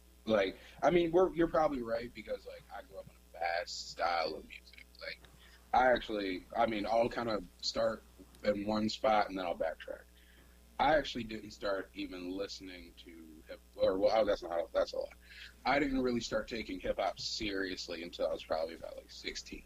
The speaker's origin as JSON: {"language": "English", "town": "Columbia", "region": "Maryland", "country": "United States", "tie": "born or raised there", "also_born_or_lived": "Cleveland, Ohio / Howard County, Maryland", "said": "I grew up in Columbia. Well, originally I was born in Cleveland"}